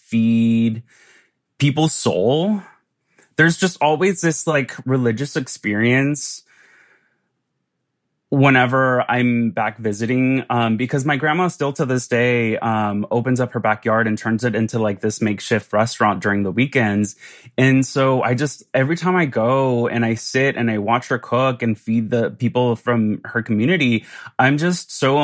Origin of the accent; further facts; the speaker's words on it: Santa Ana, California, United States; I grew up in Southern California in Orange County, in a city called Santa Ana